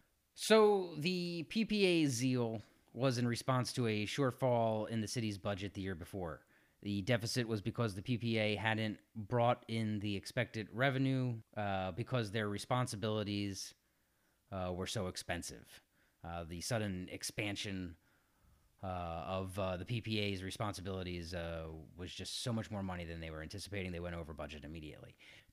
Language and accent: English; Philadelphia, Pennsylvania, United States; I'm from South Philly, where we park wherever we want.